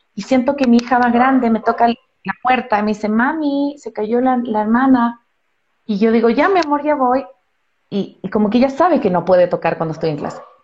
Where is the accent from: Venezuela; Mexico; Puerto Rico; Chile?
Chile; now in Ecuador; yo soy chilena